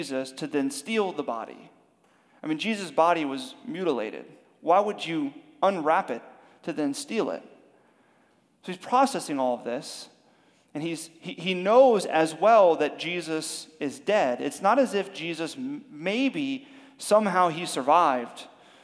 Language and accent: English; Miami, Florida, United States; we're from Miami.